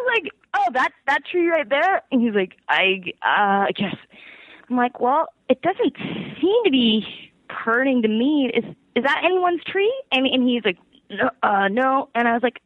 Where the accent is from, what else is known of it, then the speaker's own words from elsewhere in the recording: Petaluma, California, United States; moved away as an adult; also born or lived in San Francisco; now in New York City, United States; I'm from Petaluma, which is about 45 minutes north of San Francisco. So I kind of, you know, bounced around from, like, my hometown to then, like, college